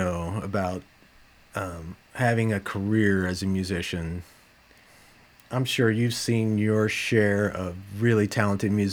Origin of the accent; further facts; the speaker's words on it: Dallas, Texas, United States; moved away as an adult; now in Minneapolis–Saint Paul, United States; I grew up in Dallas, a suburb of Dallas